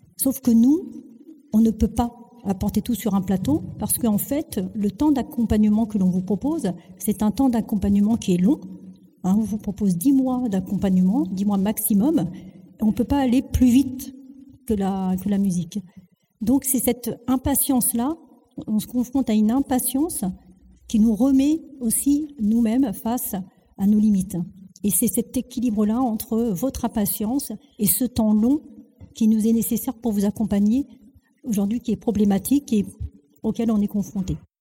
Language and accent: French; France; also born or lived in Algeria; Je suis venue, enfin, on m'a fait venir. J'avais même pas